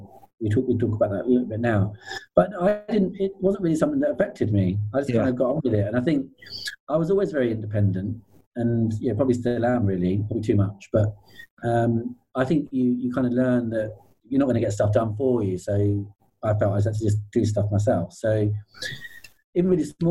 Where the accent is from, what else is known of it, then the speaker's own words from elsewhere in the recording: Medway, South East England, United Kingdom; I grew up in Medway Towns, which is in Kent, southeast of Kent.